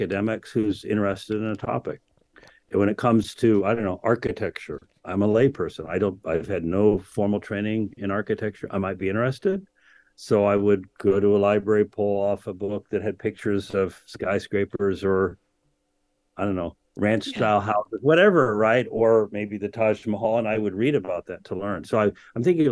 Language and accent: English; United States; also born or lived in England; as an American rebel